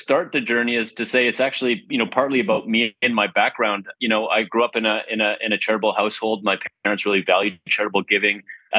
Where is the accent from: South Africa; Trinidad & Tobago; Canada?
Canada; Vancouver, British Columbia; also born or lived in Prince George / Montreal; I am a BCite. I'm not sure if I've heard that term before. I'm from Vancouver, born in Prince George, actually. Lived there just for a minute, though, and been in Vancouver my whole life, other than a stint in Montreal, where I went to school at McGill